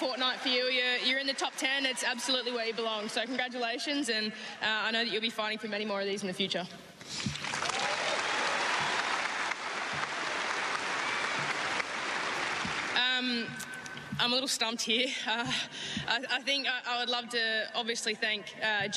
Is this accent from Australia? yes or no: yes; Australia; as an Aussie